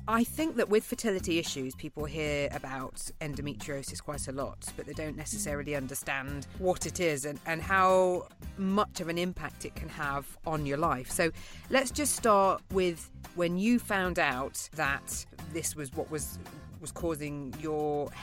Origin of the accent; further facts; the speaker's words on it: United Kingdom; I'm being typically British